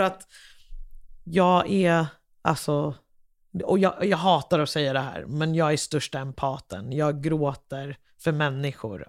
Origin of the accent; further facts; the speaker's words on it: Liberia; now in Sweden; jag kommer från Liberia